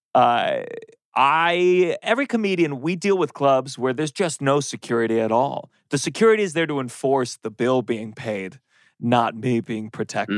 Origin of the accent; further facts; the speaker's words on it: Maryland, United States; also born or lived in Harlem, New York City / Lower East Side, New York City; now in New York City, United States; I grew up in Maryland